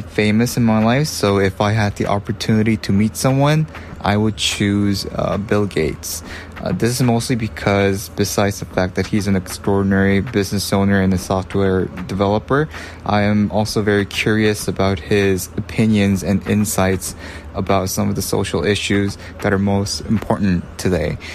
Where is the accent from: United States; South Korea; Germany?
South Korea; Seoul; I am from Seoul, South Korea.